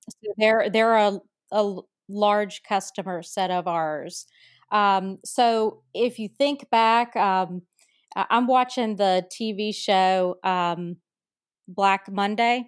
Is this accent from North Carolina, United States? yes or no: yes; North Carolina, United States; my home state of North Carolina, and listeners can tell from my accent